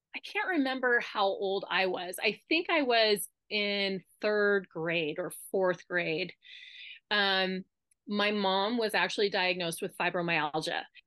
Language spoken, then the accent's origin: English; Winnemucca, Nevada, United States; moved away as an adult; now in Reno, United States; we grew up in Winnemucca